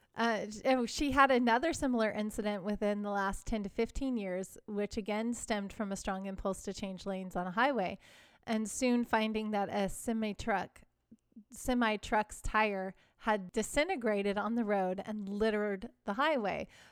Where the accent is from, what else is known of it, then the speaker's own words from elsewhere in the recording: Chicago suburbs, Illinois, United States; I grew up in the Chicago suburbs